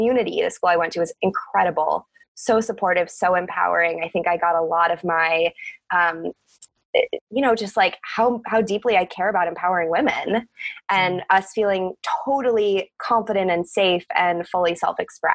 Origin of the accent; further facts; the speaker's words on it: Cleveland, Ohio, United States; I was born in Cleveland, Ohio. That's where I grew up